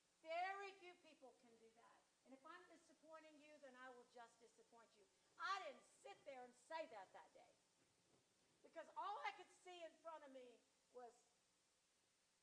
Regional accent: United States; I'm full-blooded American

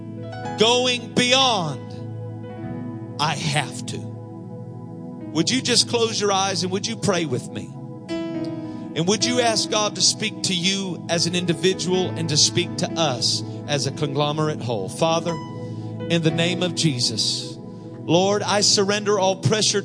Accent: Iowa, United States; I'm just from Iowa

